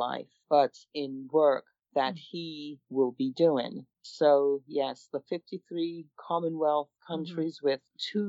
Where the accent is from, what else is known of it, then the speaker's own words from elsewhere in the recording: England, United Kingdom; now in United States; I'm originally from England. My parents were from the island of Jamaica, and I currently reside in the United States.